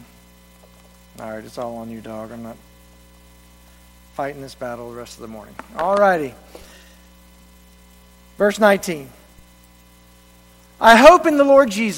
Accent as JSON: {"language": "English", "town": "Reidsville", "region": "North Carolina", "country": "United States", "tie": "born or raised there", "also_born_or_lived": "Columbia, South Carolina", "moved": "as an adult", "said": "my hometown of Reidsville, North Carolina"}